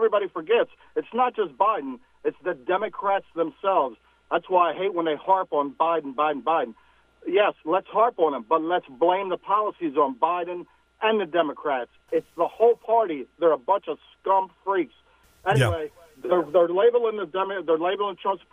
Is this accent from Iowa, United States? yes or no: no; Delaware, United States; I'm from Delaware